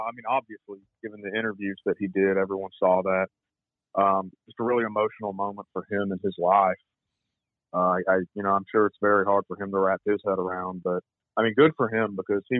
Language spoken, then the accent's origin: English; Georgia, United States; Dansby and I are about the same age. I'm not from Atlanta, but I'm from Georgia.